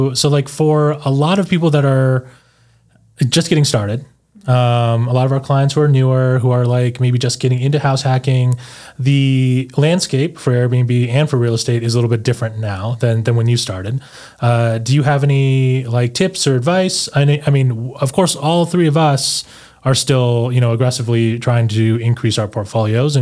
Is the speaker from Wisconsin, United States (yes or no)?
no; Denver, Colorado, United States; I grew up here in Denver